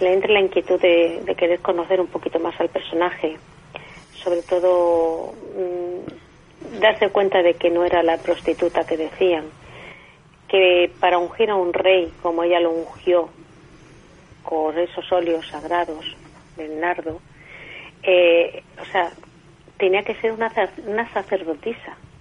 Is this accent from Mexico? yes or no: no; Cartagena, Region of Murcia, Spain; yo soy de aquí de Cartagena